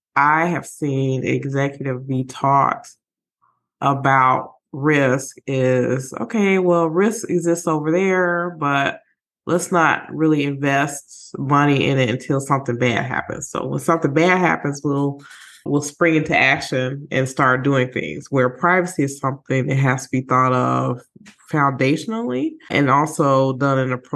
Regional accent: Illinois, United States; I'm from Illinois, so this law interests me a lot.

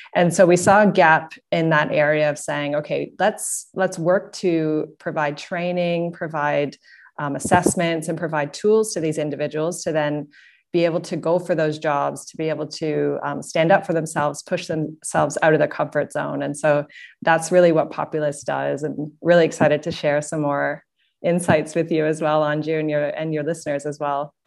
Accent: Canada; moved away as an adult; also born or lived in Singapore; now in Sydney, Australia; I'm based out of Sydney, Australia. And, um, I come from Canada.

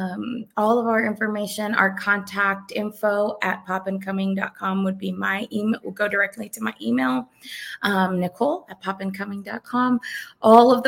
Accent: South Florida, United States; now in Georgia, United States; we're originally from South Florida

